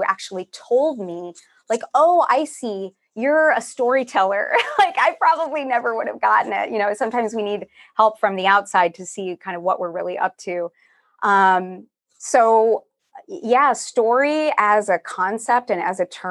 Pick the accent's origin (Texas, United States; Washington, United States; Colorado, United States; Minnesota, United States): Texas, United States; now in San Francisco, United States; I'm from Texas originally.